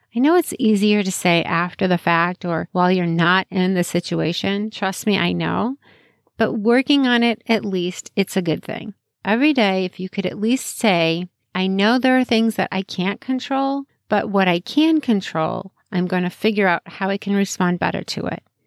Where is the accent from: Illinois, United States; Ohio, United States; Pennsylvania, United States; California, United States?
Illinois, United States; Chicago; I grew up in Chicagoland area, lived there most of my life.